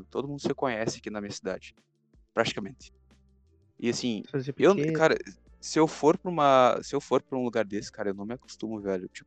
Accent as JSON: {"language": "Portuguese", "region": "São Paulo", "country": "Brazil", "said": "eu sou, eu sou paulista."}